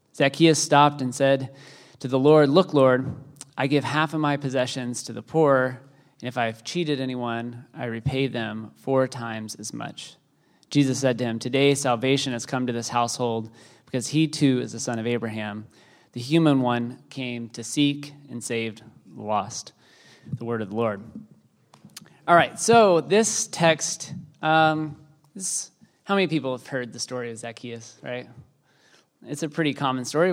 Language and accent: English; Texas, United States; I am Texan